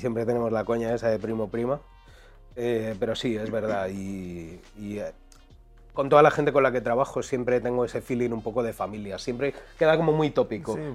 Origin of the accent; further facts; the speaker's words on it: Madrid, Community of Madrid, Spain; yo soy de Quintana